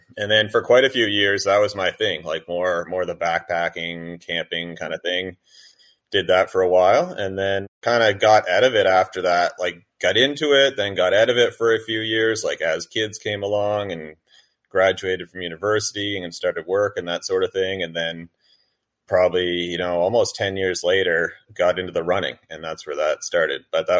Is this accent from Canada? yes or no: yes; New Brunswick, Canada; Not really. I mean, it wasn't really a big part of growing up.